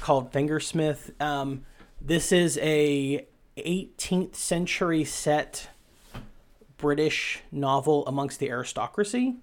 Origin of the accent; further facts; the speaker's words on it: Appalachia, United States; I'm from Appalachia and my, my mouth only works in certain ways.